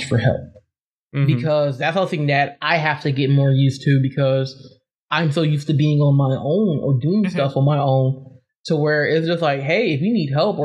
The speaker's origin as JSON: {"language": "English", "town": "Las Vegas", "region": "Nevada", "country": "United States", "tie": "born or raised there", "also_born_or_lived": "Michigan / North Miami, Florida", "said": "I actually grew up in the West Coast. Like, I grew up in Vegas. So I'm Michigan born. Like, I was here until, like, I was seven, grew up in lived in Miami for 2 years. And for the rest of my life, I grew up in Las Vegas"}